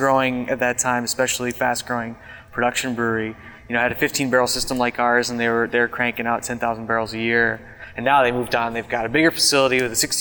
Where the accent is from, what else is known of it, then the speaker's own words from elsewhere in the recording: Minneapolis, Minnesota, United States; also born or lived in Madison, Wisconsin; I'm from Minneapolis originally, went to UW-Madison for school